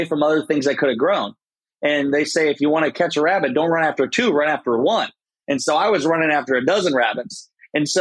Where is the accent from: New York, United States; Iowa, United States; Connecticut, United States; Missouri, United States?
Iowa, United States; Garnavillo; moved away as an adult; I lived in my hometown in Iowa, Garnerville, Iowa, 700 people.